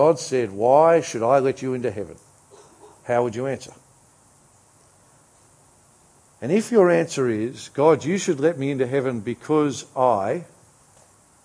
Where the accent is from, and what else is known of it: Australia